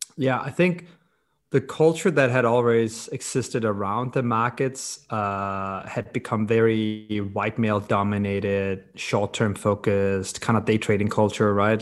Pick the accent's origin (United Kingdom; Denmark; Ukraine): Denmark; Copenhagen, Capital Region of Denmark; I grew up in Copenhagen, Denmark